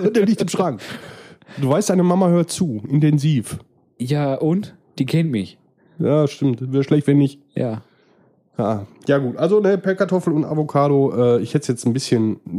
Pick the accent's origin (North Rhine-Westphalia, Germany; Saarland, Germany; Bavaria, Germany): North Rhine-Westphalia, Germany; Ruhr area; Außerdem kommen wir aus dem Ruhrpott. Hier sagt man das so.